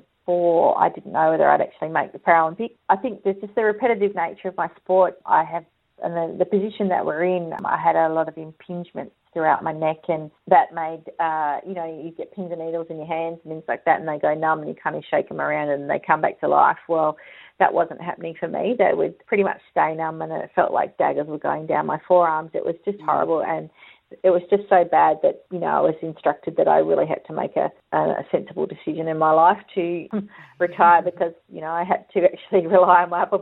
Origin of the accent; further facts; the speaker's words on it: Perth, Western Australia, Australia; moved away as an adult; now in Sydney, Australia; grew up in WA and started my career there